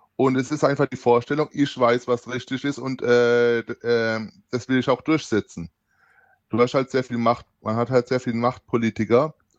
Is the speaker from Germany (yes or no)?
yes; near Heidelberg, Baden-Württemberg, Germany; ich komme aus dem Südwesten der Bananenrepublik Deutschland um genau zu sein, aus der Nähe von Heidelberg